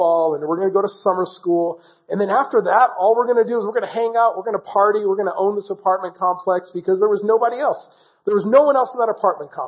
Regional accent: South Orange County, California, United States; also born or lived in Iran; We moved to the United States when I was young, and ended up living in Southern California, living in Orange County, grew up in Laguna Beach, Laguna Hills, Mission Viejo area in South Orange County

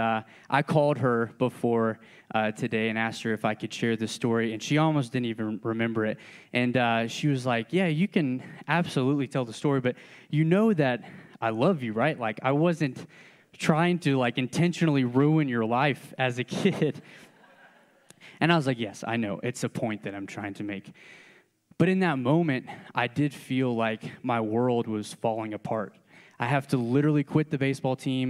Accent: Georgia, United States; I'm from Georgia

